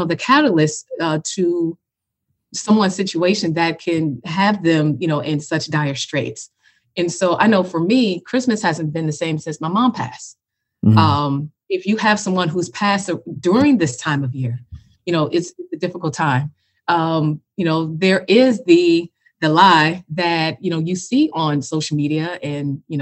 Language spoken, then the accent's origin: English; Chicago, Illinois, United States; now in Atlanta, United States; I'm born and raised in Chicago